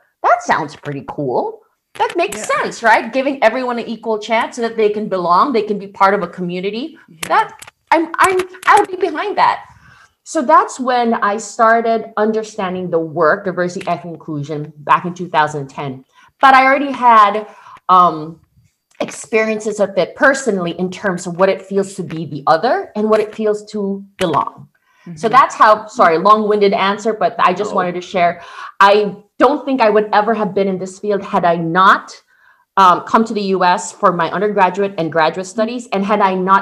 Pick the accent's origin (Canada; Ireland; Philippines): Philippines; moved away as an adult; now in United States; I was born and raised in the Philippines